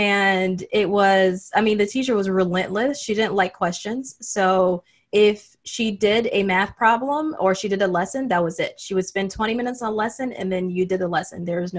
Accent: Saudi Arabia; And I grew up in Saudi Arabia. So that was another thing that really fueled it, where I was the only African-American in the entire school.

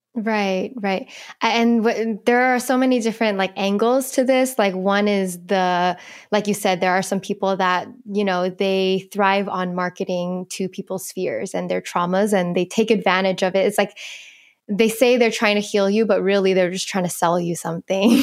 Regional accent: United States

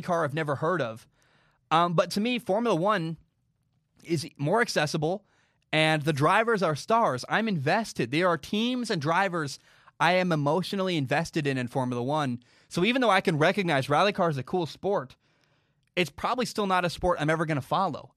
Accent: United States; I'm an American

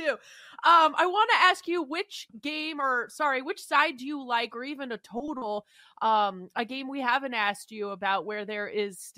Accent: Seattle, Washington, United States; We grew up in Seattle

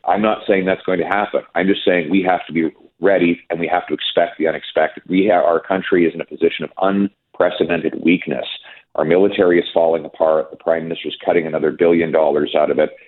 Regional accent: Canada; We're all Canadian

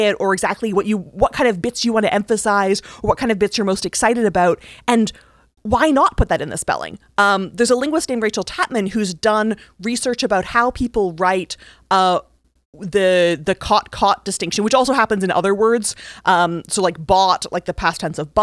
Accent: Canada; I'm Canadian

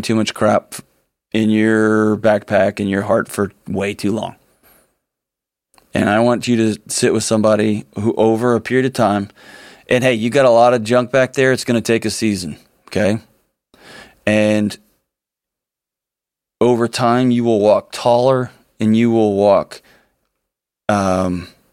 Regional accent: Nashville, Tennessee, United States; born or raised there

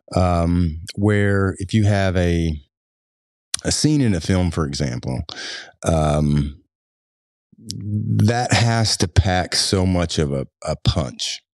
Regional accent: Floyd County, Kentucky, United States; I grew up in Floyd County

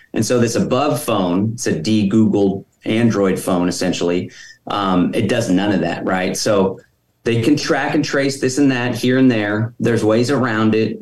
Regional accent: Austin, Texas, United States; I was born and raised in Austin

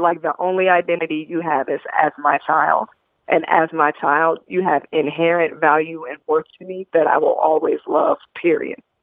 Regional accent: Indianapolis, Indiana, United States; I was a, a young black girl growing up in Indianapolis, Indiana.

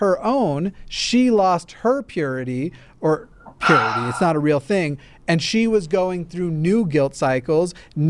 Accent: the South, United States; moved away; I grew up in the South, or at least I spent a number of years in the South

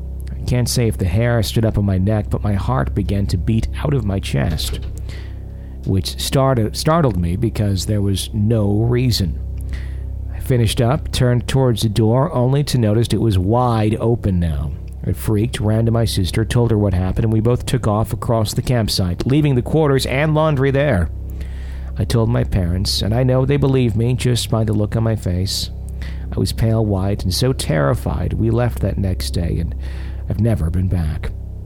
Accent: Texas, United States; We're from Texas, but we never really traveled, so this was exciting.

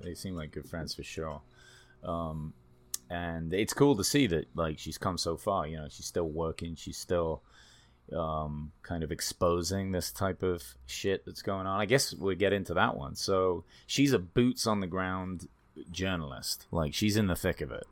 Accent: England, United Kingdom; also born or lived in Sri Lanka; now in United States; I was born in England

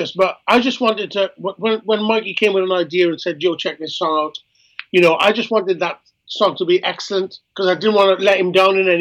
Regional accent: Wales, United Kingdom; I'm Welsh as well

